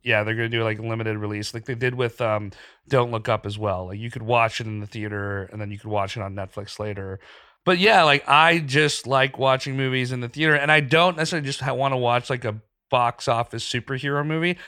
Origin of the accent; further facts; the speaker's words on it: Pakistan; moved away; I grew up in Pakistan.